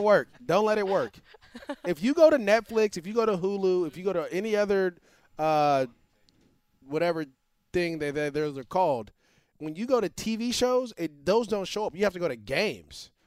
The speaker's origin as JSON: {"language": "English", "town": "Antioch", "region": "California", "country": "United States", "tie": "born or raised there", "said": "I grew up, we grew up in Antioch together"}